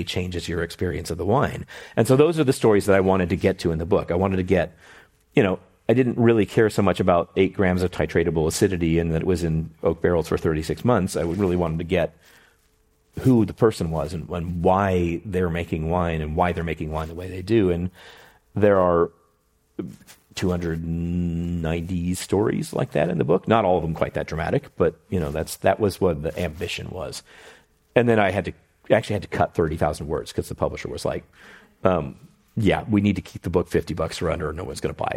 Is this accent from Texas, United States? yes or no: yes; Houston, Texas, United States; moved away; in Houston where I grew up